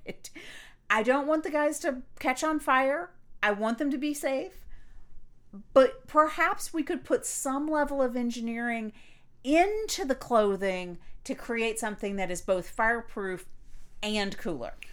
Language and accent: English; Florida, United States; I grew up in Florida